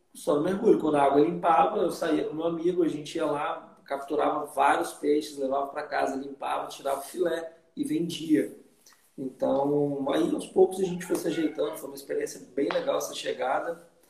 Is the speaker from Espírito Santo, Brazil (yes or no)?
yes; Vitória, Espírito Santo, Brazil; moved away as an adult; also born or lived in Belo Horizonte / Costa Rica; em Vitória, fui criado lá, no Espírito Santo